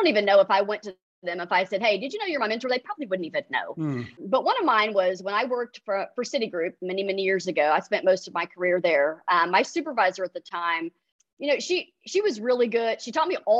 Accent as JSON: {"language": "English", "town": "Irving", "region": "Texas", "country": "United States", "tie": "born or raised there", "also_born_or_lived": "Austin, Texas", "said": "So I grew up in Irving, Texas. So I am a native Texan"}